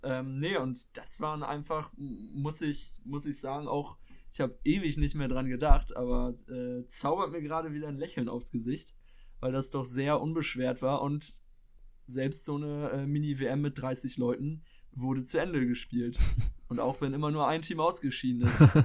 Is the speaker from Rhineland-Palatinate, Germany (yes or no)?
no; Schleswig-Holstein, Germany; ich komme aus Schleswig-Holstein